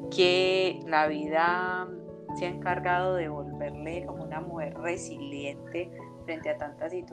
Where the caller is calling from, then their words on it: Colombia; Yo feliz de estar aquí, súper bien. lo salí desde Colombia.